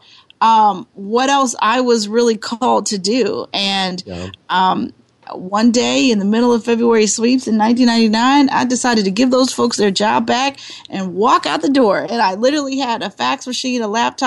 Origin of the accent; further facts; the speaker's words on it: Bridgeville, Pennsylvania, United States; now in Philadelphia, United States; I am from the suburbs of Pittsburgh, Pennsylvania. I grew up in a little town called Bridgeville, Pennsylvania.